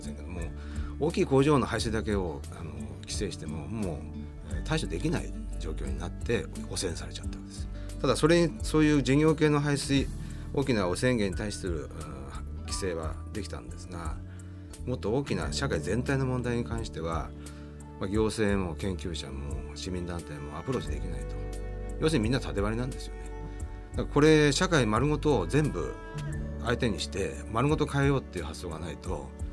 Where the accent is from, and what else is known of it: Ichikawa, Chiba, Japan; born or raised there; also born or lived in Shiojiri, Nagano